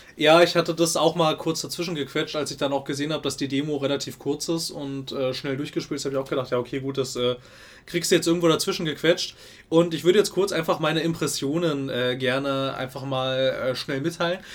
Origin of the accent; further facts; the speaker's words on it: Germany; Ich komme aus dem Westen.